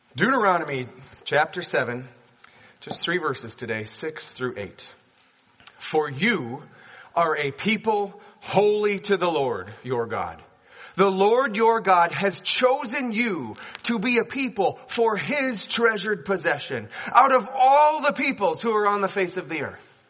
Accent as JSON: {"language": "English", "region": "Minnesota", "country": "United States", "tie": "born or raised there", "said": "I grew up here in Minnesota"}